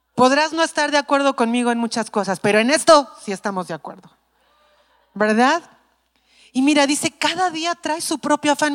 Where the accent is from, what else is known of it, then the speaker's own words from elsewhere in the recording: Mexico City, Mexico; soy chilanga